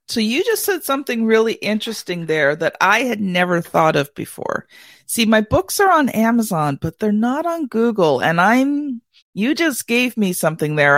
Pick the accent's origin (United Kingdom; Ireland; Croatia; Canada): Canada; being a Canadian